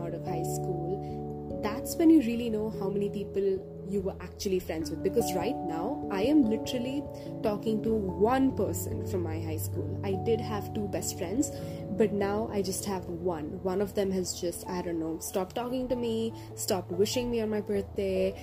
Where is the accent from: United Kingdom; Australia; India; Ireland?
India; moved away as an adult; my hometown in India